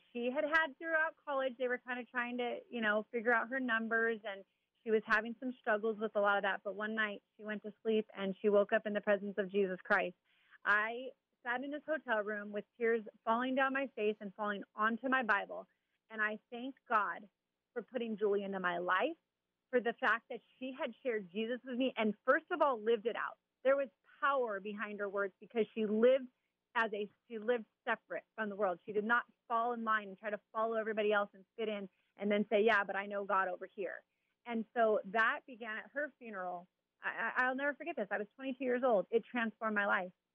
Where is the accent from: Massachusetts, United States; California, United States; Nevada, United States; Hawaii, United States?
California, United States; Chino; also born or lived in Garden Grove, California; I was born in Garden Grove, California, and grew up in Chino